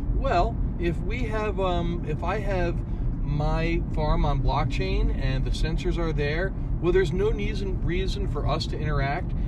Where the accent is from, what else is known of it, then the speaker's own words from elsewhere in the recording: New York, United States; moved away as an adult; also born or lived in West Coast; now in Eugene, United States; I grew up in New York.